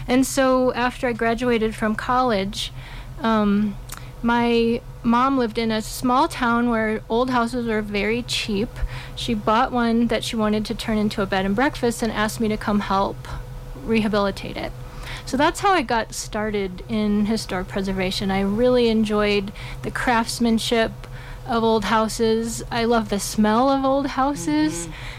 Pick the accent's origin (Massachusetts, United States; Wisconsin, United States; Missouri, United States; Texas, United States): Wisconsin, United States; also born or lived in Europe; now in Telluride, United States; It was in the Midwest. I grew up in Wisconsin. Yeah, but ended up living all over the place. I've lived all over the country and all over the world.